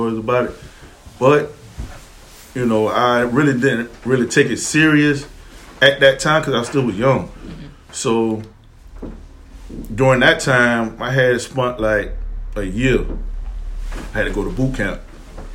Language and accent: English; Savannah, Georgia, United States; I'm born and raised in Savannah